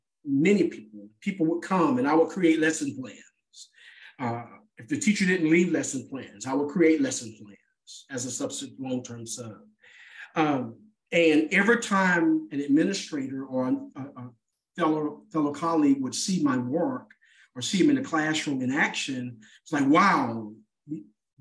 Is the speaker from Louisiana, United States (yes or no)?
yes; Natchitoches, Louisiana, United States; my hometown, Natchitoches, Louisiana